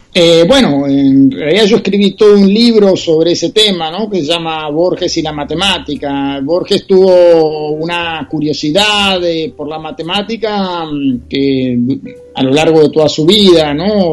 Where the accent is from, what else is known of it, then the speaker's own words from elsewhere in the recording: Argentina; los escritores argentinos